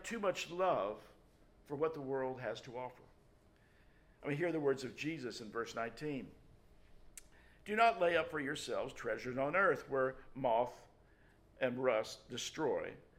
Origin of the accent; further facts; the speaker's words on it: Memphis, Tennessee, United States; the church that I grew up in Memphis, Tennessee